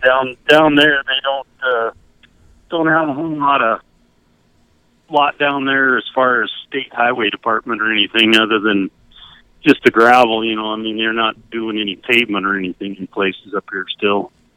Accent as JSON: {"language": "English", "town": "Cortez", "region": "Colorado", "country": "United States", "tie": "born or raised there", "moved": "as an adult", "lives_now": "Plentywood, Montana, United States", "said": "I grew up in Southwest Colorado, down at Cortez"}